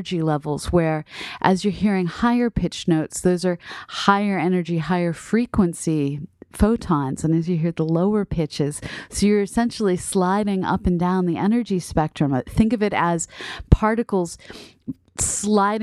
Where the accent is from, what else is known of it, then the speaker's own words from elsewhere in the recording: Boston, Massachusetts, United States; now in Southern Illinois, United States; here in Southern Illinois, and then back growing up in Boston